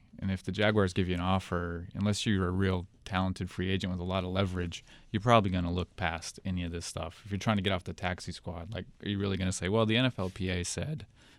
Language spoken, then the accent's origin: English; Arizona, United States; I grew up in Arizona.